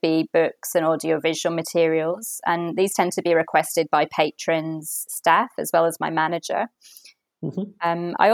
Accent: Manchester, North West England, United Kingdom; moved away as an adult; also born or lived in Melbourne, Australia; now in Australia; I'm originally from Manchester and I actually came to Australia with my family on a holiday and decided at the time that this is where I wanted to live

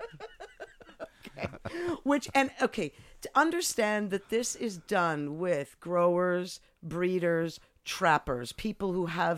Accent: Montreal, Quebec, Canada; moved away as an adult; also born or lived in Eindhoven, Netherlands / United Kingdom; now in Amsterdam, Netherlands; I grew up in Montreal

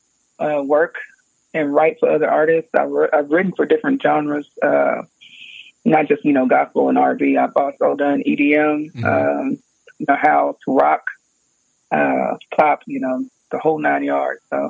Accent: Houston, Texas, United States; I'm from Houston, Texas.

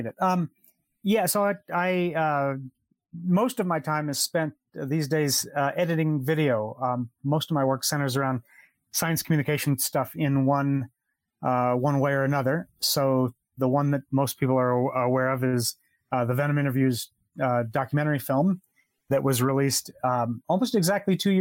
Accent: Southern California, United States; moved away as an adult; now in Costa Rica; I'm originally from California. Lived in Southern California almost all my life

